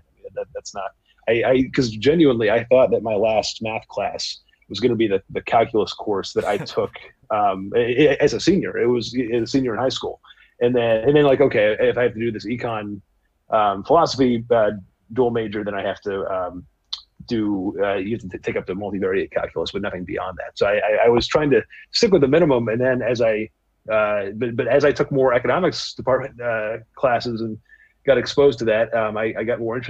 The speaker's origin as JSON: {"language": "English", "town": "Bangor", "region": "Maine", "country": "United States", "tie": "born or raised there", "also_born_or_lived": "New York City", "moved": "as an adult", "lives_now": "Stanford, United States", "said": "I grew up in Bangor, Maine, spent all 18 years there, graduated high school."}